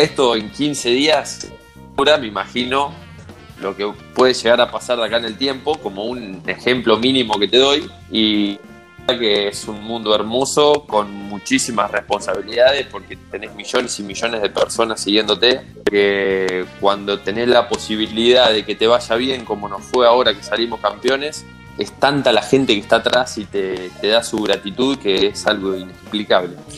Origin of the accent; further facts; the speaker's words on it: Sunchales, Santa Fe, Argentina; moved away as an adult; also born or lived in Buenos Aires; Estoy en Sunchales, sí eh, donde, bueno, donde vivió toda mi vida